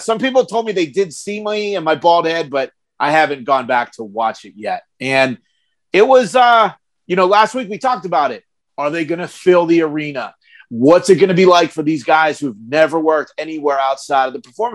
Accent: Santa Clarita, California, United States; we're from L.A.

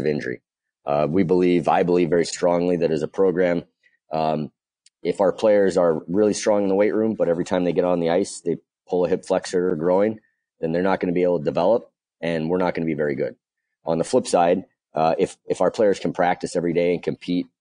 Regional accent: West Coast, United States; moved away; also born or lived in Boston area / California; I actually grew up on the West Coast

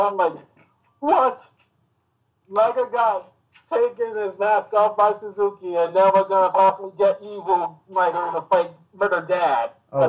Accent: New York, United States; I've been an all-life New Yorker pretty much since 1987.

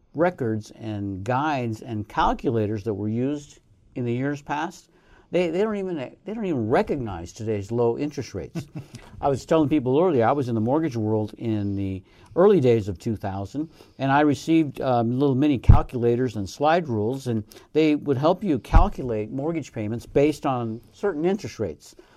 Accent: Colorado, United States; now in Reno, United States; Omaha, Nebraska, not far from where I grew up in Colorado.

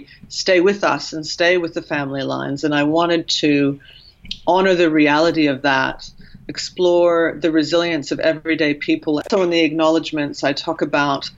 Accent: Canada; when I was growing up in Canada, I would hear stories from my Oma and Opa

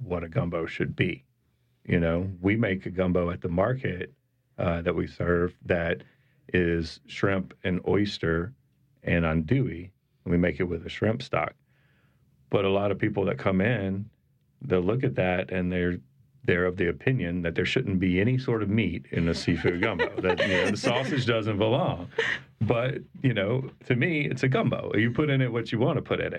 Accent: South Louisiana, United States; I grew up in South Louisiana

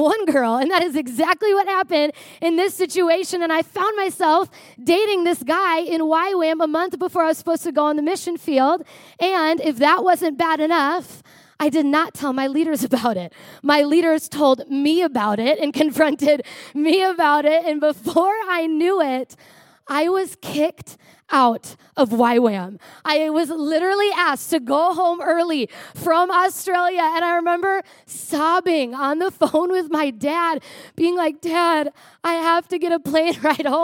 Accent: Prior Lake, Minnesota, United States; I grew up in Prior Lake, Minnesota.

